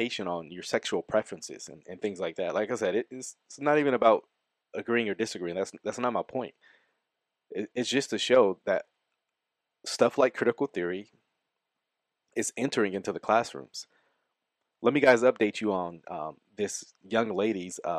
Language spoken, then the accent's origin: English; United States; I took respect as a American citizen